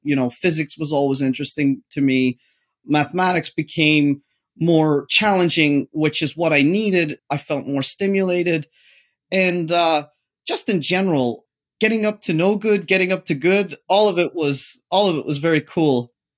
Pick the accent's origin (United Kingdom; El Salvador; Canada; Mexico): United Kingdom; Derry, Northern Ireland; moved away; as a child, I grew up in the Protestant area, which is the British area. Interestingly, Derry City is split